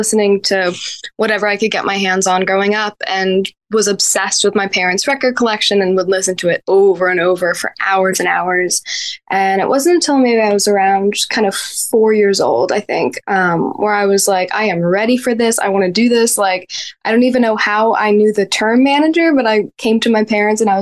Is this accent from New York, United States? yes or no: yes; Woodstock, New York, United States; moved away as an adult; now in Nashville, United States; I grew up in Woodstock and lived there my whole life until just this year when I moved to Nashville, Tennessee at the beginning of 2023.